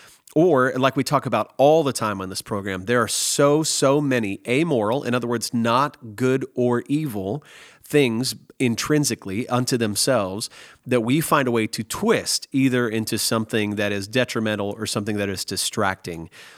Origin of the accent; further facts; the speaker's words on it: Nebraska, United States; also born or lived in Wisconsin / Missouri; now in Texas, United States; because I'm an American and I grew up in America, I grew up in Nebraska, Wisconsin, Missouri, and now Texas for the last 16 years